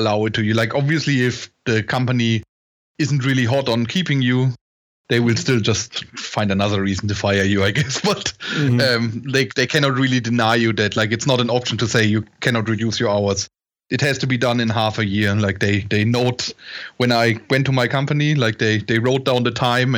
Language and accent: English; near Würzburg, Bavaria, Germany; I grew up in Germany in a small village, basically, near Würzburg